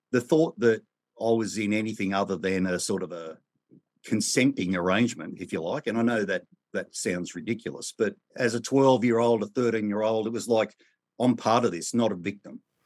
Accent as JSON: {"language": "English", "country": "Australia", "tie": "born or raised there", "said": "I was born in Australia in the nineteen sixties"}